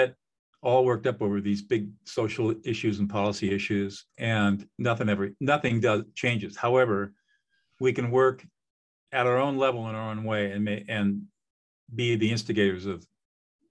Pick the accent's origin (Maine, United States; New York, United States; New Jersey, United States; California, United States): California, United States; Southern; I grew up in Southern California in affluence.